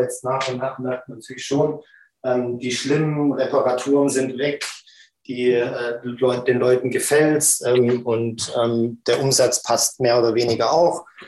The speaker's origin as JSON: {"language": "German", "town": "Stuttgart", "region": "Baden-Württemberg", "country": "Germany", "tie": "born or raised there", "said": "als ich aufgewachsen bin in Stuttgart"}